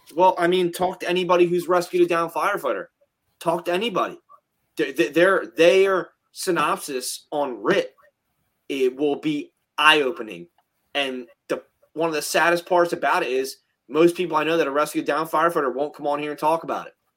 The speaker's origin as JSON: {"language": "English", "region": "New Jersey", "country": "United States", "said": "we're from Jersey"}